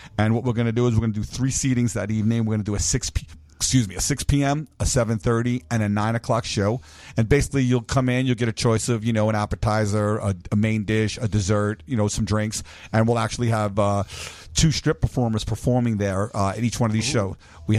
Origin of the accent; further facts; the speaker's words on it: New York, United States; now in Las Vegas, United States; I'm from Brooklyn. Yeah. We grew up parallel to each other. He's 55, I'm 52.